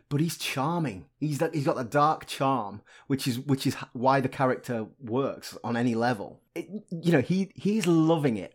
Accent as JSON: {"language": "English", "region": "Yorkshire and the Humber", "country": "United Kingdom", "tie": "born or raised there", "said": "I grew up in Yorkshire"}